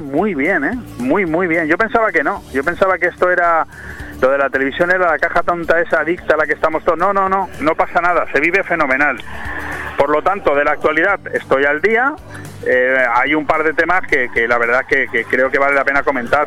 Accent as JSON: {"language": "Spanish", "country": "Spain", "said": "como español"}